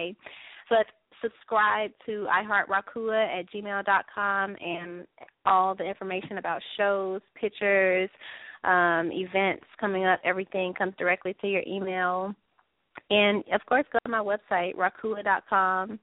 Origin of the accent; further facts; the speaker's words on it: Jackson, Mississippi, United States; moved away as an adult; also born or lived in New York; now in Los Angeles, United States; not from Mississippi, which is my hometown, from Jackson, Mississippi.